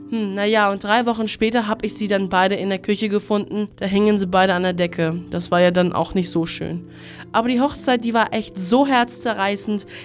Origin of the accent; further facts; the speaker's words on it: Greece; Ich komme endlich mal wieder in meine Heimat nach Griechenland.